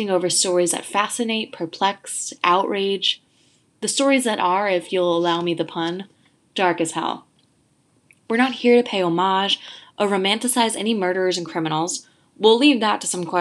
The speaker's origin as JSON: {"language": "English", "town": "Providence", "region": "Rhode Island", "country": "United States", "tie": "born or raised there", "also_born_or_lived": "East Coast", "moved": "as an adult", "said": "in my hometown of Providence, Rhode Island"}